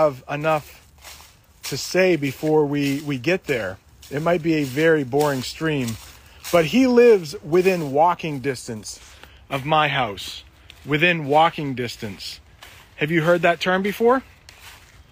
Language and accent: English; New England, United States; accent: New England; It's probably a New England accent. And I don't live that far from Canada, though.